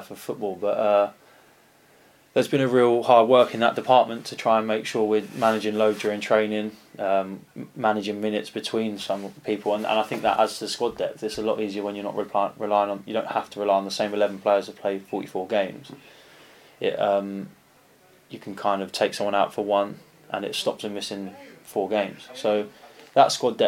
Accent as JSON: {"language": "English", "town": "Canterbury", "region": "South East England", "country": "United Kingdom", "also_born_or_lived": "South East London", "moved": "as an adult", "lives_now": "Yeovil, United Kingdom", "said": "I'm not actually raised in London. I'm a South East boy. I'm from Canterbury"}